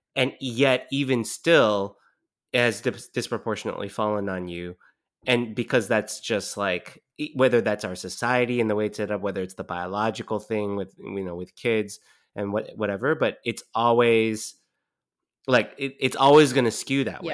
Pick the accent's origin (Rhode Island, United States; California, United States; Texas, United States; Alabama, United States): California, United States; moved away; also born or lived in East Coast; I grew up in California